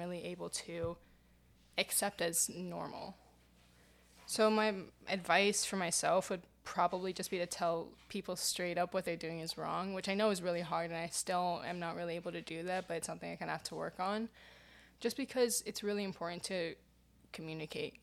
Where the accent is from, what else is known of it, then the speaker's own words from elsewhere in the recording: New York City, New York, United States; I live in New York, and I've lived in New York my entire life, and I grew up in New York City.